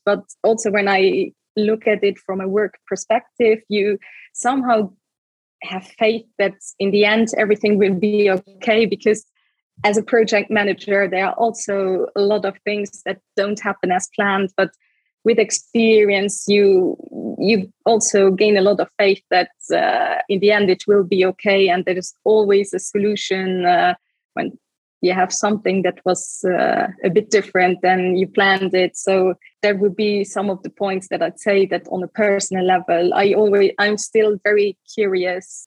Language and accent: English; Luxembourg; first language Luxembourgish; English is a second language; my mother tongue is Luxembourgish